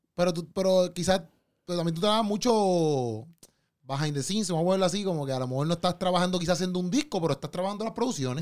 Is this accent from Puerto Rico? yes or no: yes; Puerto Rico; Como, boricua